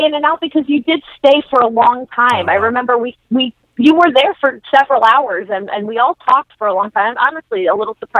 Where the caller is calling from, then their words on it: New York City, New York, United States; I'm calling from New York.